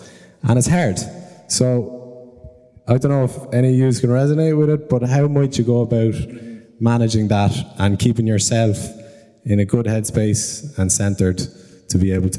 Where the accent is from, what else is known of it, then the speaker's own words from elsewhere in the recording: Cork, Munster, Ireland; So I'm from Cork, but I just came up to come to this for a couple of days. I got some family here in Dublin